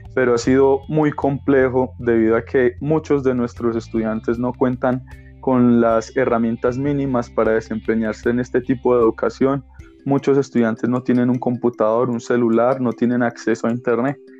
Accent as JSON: {"language": "Spanish", "country": "Colombia", "said": "soy de Colombia"}